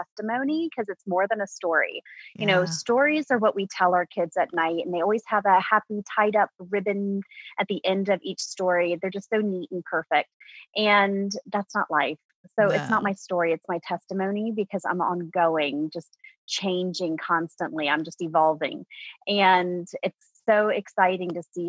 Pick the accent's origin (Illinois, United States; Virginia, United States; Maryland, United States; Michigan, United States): Virginia, United States; suburbs of DC; now in Appalachian Mountains of Virginia, United States; I grew up in Virginia, but I grew up in the suburbs of DC